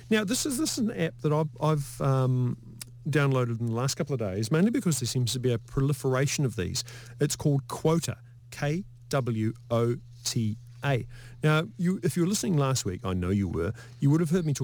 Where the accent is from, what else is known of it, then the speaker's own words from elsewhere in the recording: Lower Hutt, Wellington, New Zealand; I'm from Lower Hutt, so I'm going.